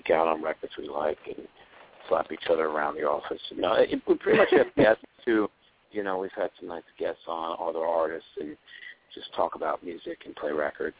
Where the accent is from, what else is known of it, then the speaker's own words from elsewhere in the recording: New York City, New York, United States; I'm from Queens.